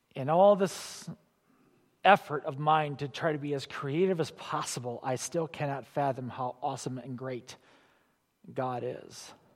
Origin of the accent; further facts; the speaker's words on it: Illinois, United States; I grew up in Illinois